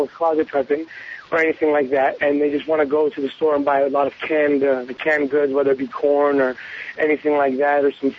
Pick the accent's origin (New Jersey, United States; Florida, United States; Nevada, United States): Nevada, United States; Las Vegas; I'm from Las Vegas, Nevada